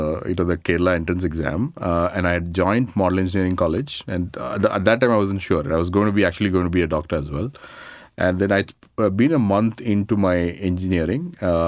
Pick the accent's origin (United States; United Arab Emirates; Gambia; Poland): United Arab Emirates; Dubai; So I grew up in Dubai. Actually did my, you know, from my 1984 to 95, I was in Dubai.